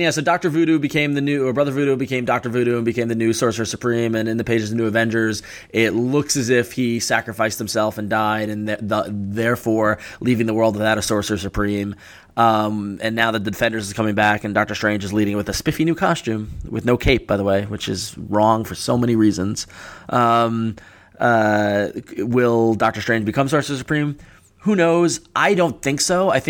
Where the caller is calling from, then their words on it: Michigan, United States; Hey guys, uh … I'm from Michigan.